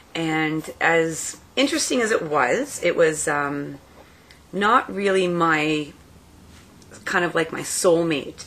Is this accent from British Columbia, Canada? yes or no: no; Elliot Lake, Ontario, Canada; I grew up in Elliott Lake, so I went to the high school called ELSS.